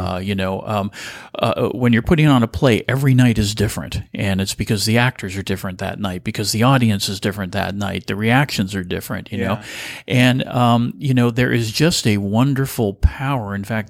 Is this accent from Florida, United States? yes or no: no; Burlingame, California, United States; Well, I'm a native of California. In fact, I'm a third generation Californian.